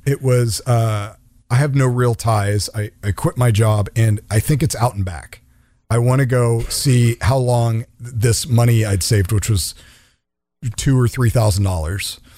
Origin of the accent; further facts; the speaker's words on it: the suburbs of DC, Maryland, United States; moved away as an adult; now in California, United States; born and raised in Maryland, the suburbs of DC